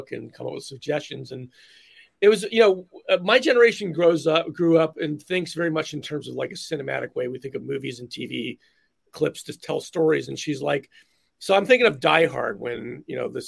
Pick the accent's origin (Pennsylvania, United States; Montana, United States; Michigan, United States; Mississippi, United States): Pennsylvania, United States; Philadelphia; I grew up in Philly